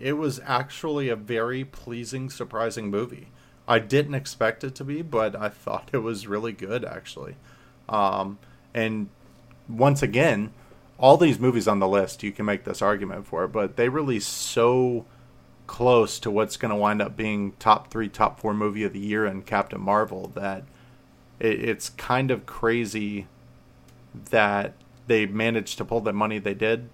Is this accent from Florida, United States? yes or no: yes; Florida, United States; I'm from Florida